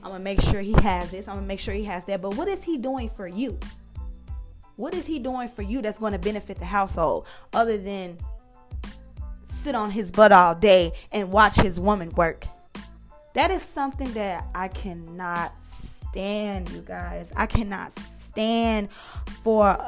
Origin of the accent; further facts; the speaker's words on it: United States; We as African American sisters